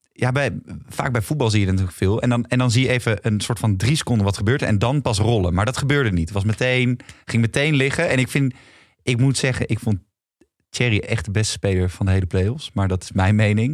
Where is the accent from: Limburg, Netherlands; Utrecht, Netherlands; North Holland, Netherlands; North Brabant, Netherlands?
North Holland, Netherlands; Amsterdam; ik kom uit Amsterdam